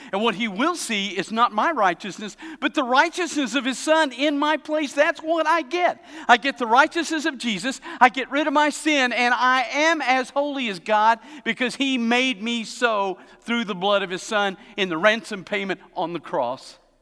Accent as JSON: {"language": "English", "region": "Tennessee", "country": "United States", "tie": "born or raised there", "also_born_or_lived": "Alabama", "moved": "yes", "said": "I was born in Tennessee."}